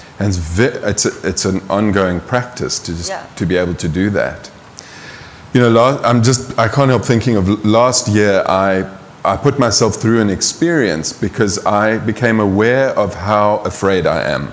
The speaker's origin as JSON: {"language": "English", "country": "South Africa", "tie": "born or raised there", "moved": "yes", "said": "I grew up in South Africa"}